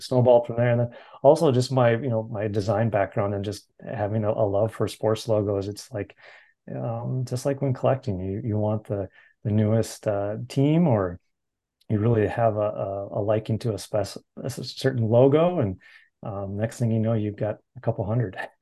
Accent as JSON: {"language": "English", "region": "Minnesota", "country": "United States", "tie": "born or raised there", "said": "growing up in Minnesota here"}